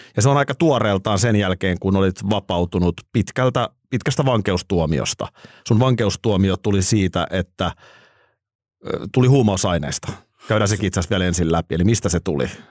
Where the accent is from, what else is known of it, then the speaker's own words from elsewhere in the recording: Nurmijärvi, Uusimaa, Finland; mä oon Nurmijärveltä ja vilkas poika